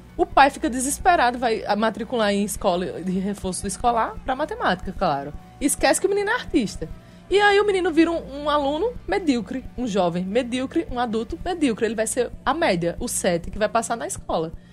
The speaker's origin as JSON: {"language": "Portuguese", "region": "Paraíba", "country": "Brazil"}